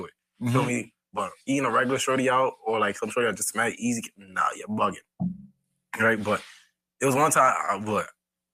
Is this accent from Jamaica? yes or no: yes; Jamaica; I'm a Jamaican.